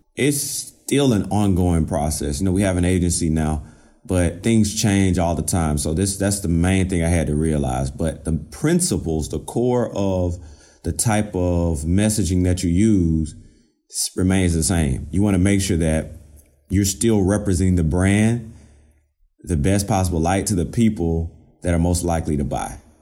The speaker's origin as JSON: {"language": "English", "region": "Georgia", "country": "United States", "moved": "as an adult", "lives_now": "Virginia, United States", "said": "I'm originally from Georgia"}